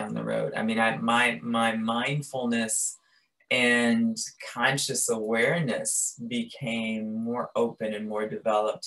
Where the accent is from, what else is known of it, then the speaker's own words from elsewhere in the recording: Chicago, Illinois, United States; I'm from Chicago, very meat and potatoes